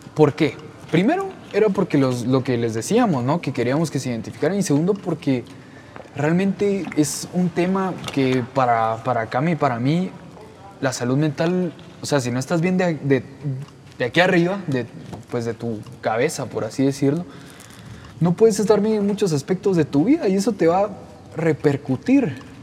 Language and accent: Spanish; Guatemala; Nosotros somos de Guatemala